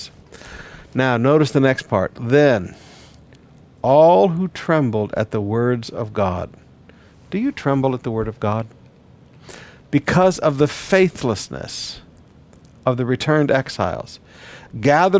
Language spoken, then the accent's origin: English; Flint, Michigan, United States; also born or lived in Detroit, Michigan; I grew up in Flint, Michigan and Detroit.